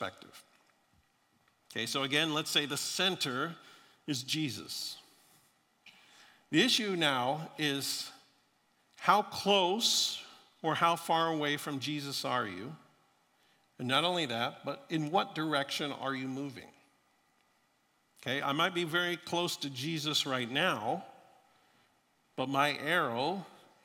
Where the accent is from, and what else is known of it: Florida, United States; born or raised there